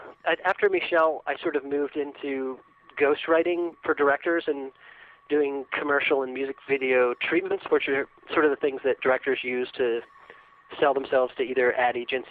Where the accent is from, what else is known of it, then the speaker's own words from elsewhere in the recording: Shenandoah Valley, Virginia, United States; moved away as an adult; also born or lived in Chapel Hill, North Carolina; I grew up in Virginia in the Shenandoah Valley. So I was born in Chapel Hill, and my parents moved back there. But yeah, I spent most of my years in Virginia.